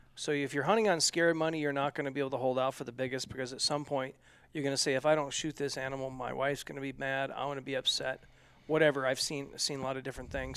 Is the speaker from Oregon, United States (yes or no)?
yes; Oregon, United States; where I grew up in Oregon